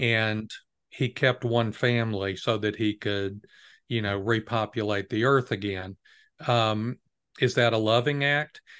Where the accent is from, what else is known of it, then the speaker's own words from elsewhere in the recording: United States; as an American